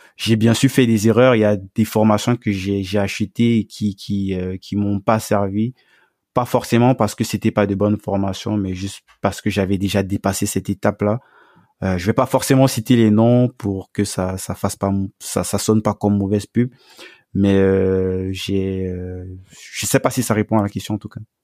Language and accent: French; Cameroon; moved away; dans mon pays d'origine au Cameroun